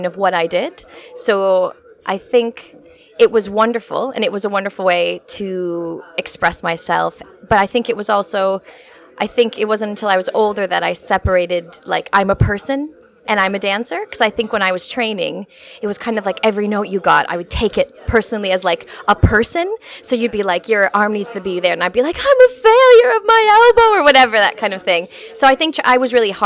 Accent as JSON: {"language": "English", "region": "Wisconsin", "country": "United States", "tie": "born or raised there", "also_born_or_lived": "Pittsburgh / Paris", "moved": "as an adult", "lives_now": "London, United Kingdom", "said": "I'm from Wisconsin, so it's about an hour north of Chicago."}